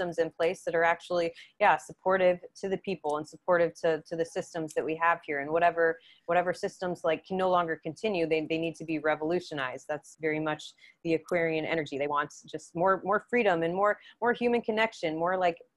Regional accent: Indiana, United States; moved away; we're both from Indiana too

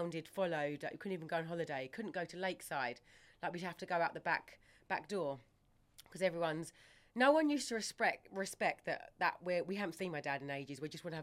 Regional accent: Ongar, East of England, United Kingdom; we grew up in Ongar, so Brentwood.

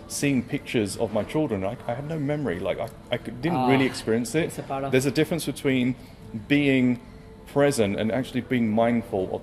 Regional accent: London, United Kingdom; Brought up in London.

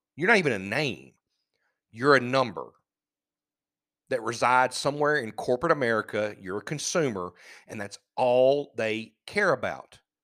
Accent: United States; We're American

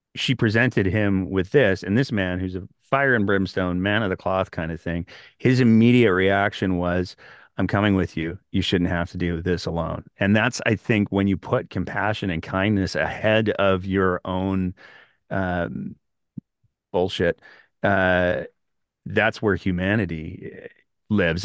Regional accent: Northern Alberta, Canada; I grew up in Northern Alberta

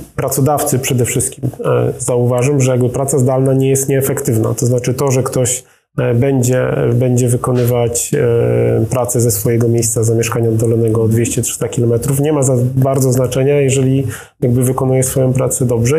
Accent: Kielce, Świętokrzyskie Voivodeship, Poland; also born or lived in Warsaw; jestem kielczaninem rodowitym, studiowałem w Warszawie i mieszkałem tutaj e, parę lat

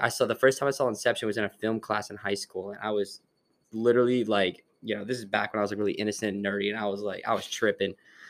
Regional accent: New Jersey, United States; I'm from New Jersey

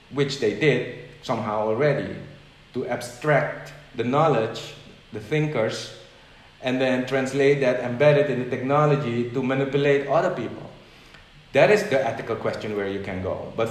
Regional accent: Netherlands; moved away; So I came from the Netherlands to an event here.

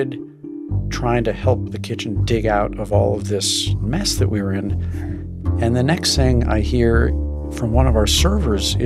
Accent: St. Louis, Missouri, United States; moved away as an adult; now in New York, United States; growing up in St. Louis

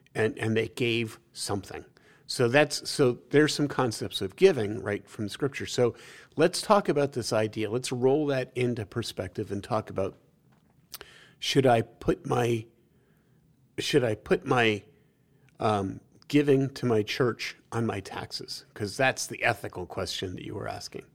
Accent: New York City, New York, United States; growing up in New York City

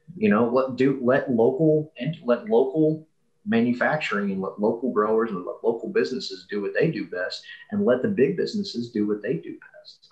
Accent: Kentucky, United States; moved away; I'm from Kentucky originally.

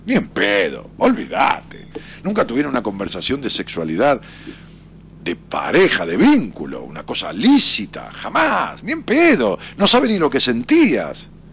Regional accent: Ramos Mejía, Buenos Aires Province, Argentina; moved away as an adult; now in Buenos Aires, Argentina; yo me fui de mi pueblo de Ramos Mejía

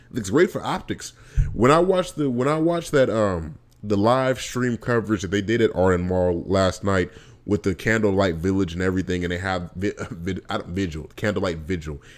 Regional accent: Vallejo, California, United States; moved away; also born or lived in Alabama; I grew up in Vallejo, California, and Vallejo, California, I lived in South Vallejo, I lived in East Vallejo

